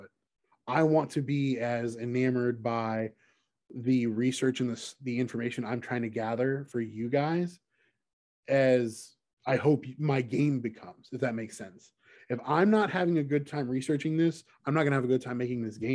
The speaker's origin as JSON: {"language": "English", "region": "the South", "country": "United States", "tie": "born or raised there", "said": "growing up in the South"}